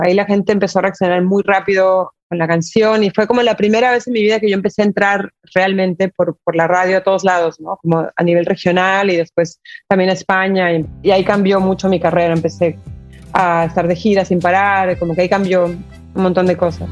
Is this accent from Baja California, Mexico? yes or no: yes; Tijuana, Baja California, Mexico; accent: Tijuana; moved away as an adult; also born or lived in Mexico City, Mexico; now in Argentina; yo mi identidad es, mexicana, pero es tijuanense, o sea, yo realmente ahora que estoy como lejos de México, me siento como regresando a mi acento tijuanense